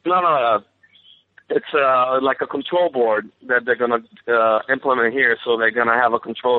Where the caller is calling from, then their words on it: Carolina, Puerto Rico; Puerto Rico, Carolina.